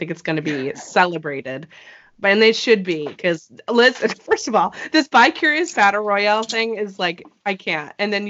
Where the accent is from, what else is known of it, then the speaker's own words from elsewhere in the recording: New England, United States; So, hey, listen, I'm from New England. Grapefruits aren't really my thing